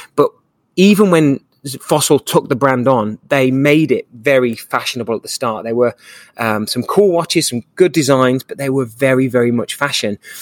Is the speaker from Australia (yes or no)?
no; England, United Kingdom; now in Dallas, United States; I'm an English guy